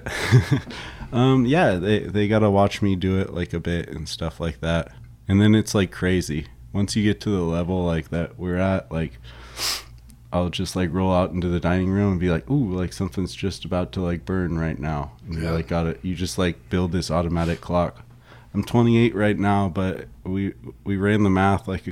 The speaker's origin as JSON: {"language": "English", "town": "San Luis Obispo", "region": "California", "country": "United States", "lives_now": "San Diego, United States", "said": "I'm from San Luis Obispo, which is really the heart of Santa Maria style barbecue up there. And it's what I grew up"}